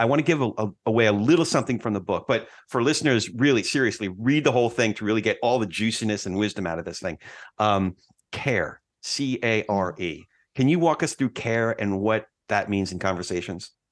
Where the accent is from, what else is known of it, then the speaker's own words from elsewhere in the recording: New Jersey, United States; I'm from Jersey